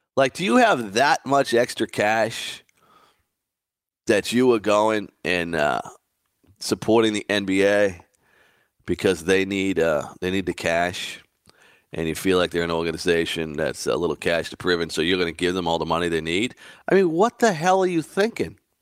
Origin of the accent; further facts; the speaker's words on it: Boston, Massachusetts, United States; growing up in Boston, I was a huge Red Sox fan